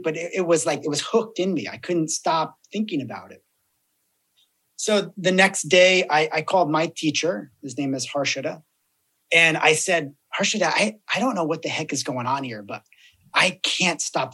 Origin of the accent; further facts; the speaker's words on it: New Jersey, United States; I'm from New Jersey.